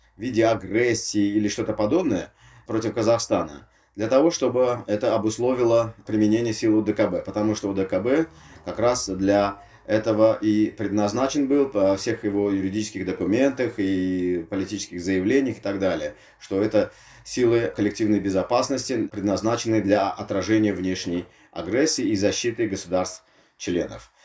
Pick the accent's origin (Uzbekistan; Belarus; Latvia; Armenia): Uzbekistan; Tashkent; я из Ташкента